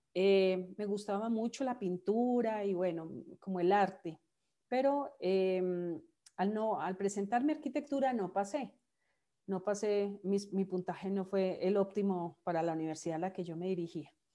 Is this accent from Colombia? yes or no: yes; Manizales, Caldas, Colombia; moved away; yo soy de Manizales. Manizales es una ciudad pequeña de 400 mil habitantes en el centro del país.